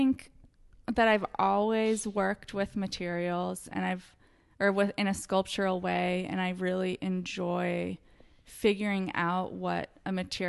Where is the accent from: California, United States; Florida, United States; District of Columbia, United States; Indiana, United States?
California, United States; Orange County, Southern; Orange County.